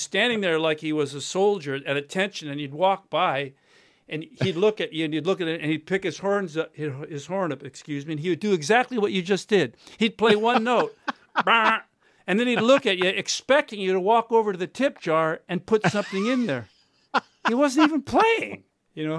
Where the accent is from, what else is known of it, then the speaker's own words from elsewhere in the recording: United States; I'm American.